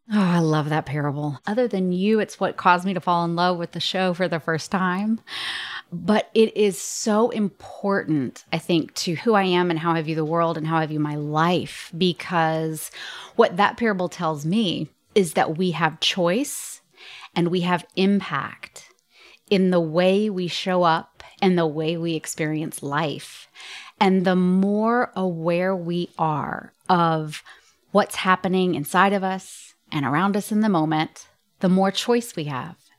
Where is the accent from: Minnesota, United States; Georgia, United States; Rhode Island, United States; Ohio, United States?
Georgia, United States; Atlanta; I was born and raised in Atlanta, Georgia